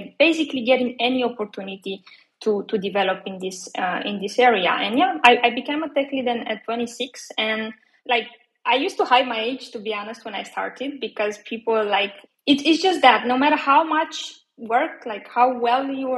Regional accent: Romania; moved away as an adult; I'm originally from Romania.

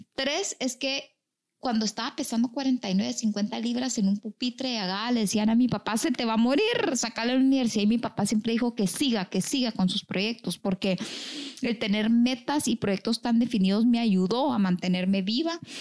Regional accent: Guatemala; soy muy chapina, orgullosamente chapina

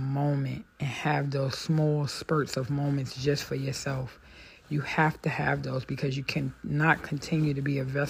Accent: United States; I'm African American

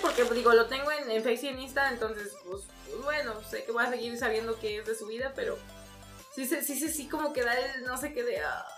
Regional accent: San Luis Potosí, Mexico; yo soy su mamá potosina

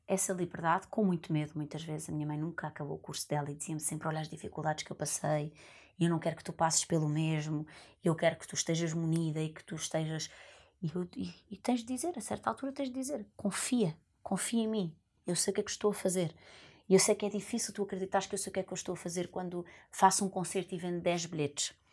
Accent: Lisbon, Portugal; eu vinha da Lapa

